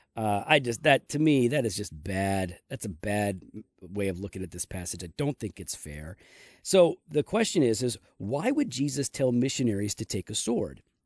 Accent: United States; as an American.

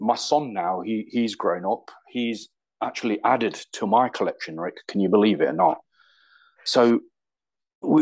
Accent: Derby, East Midlands, United Kingdom; also born or lived in London; we had kind of like in the area grown up together, Nicky and myself

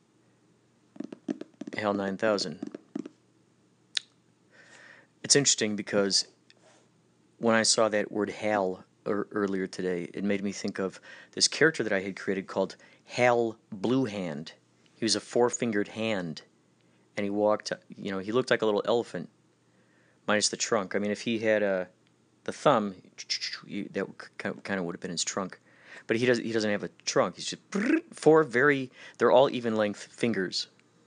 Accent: Carol Stream, Illinois, United States; they were in the creek all the time growing up in Carroll Stream near that creek

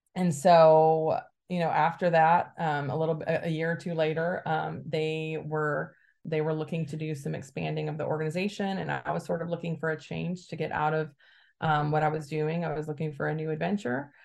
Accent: Alabama, United States; now in Bay Area, United States; I grew up in Alabama to a very conservative family

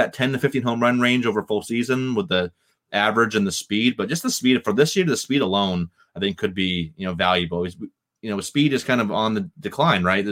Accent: Boston, Massachusetts, United States; my hometown Red Sox

